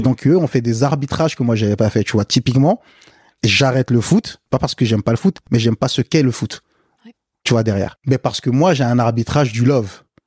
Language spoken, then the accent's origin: French; France; also born or lived in Africa; quand je suis arrivé en France